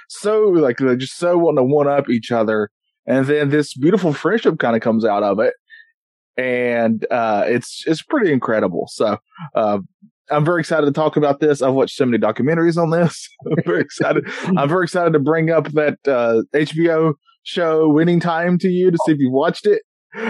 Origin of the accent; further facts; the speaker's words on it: North Carolina, United States; I'm from North Carolina.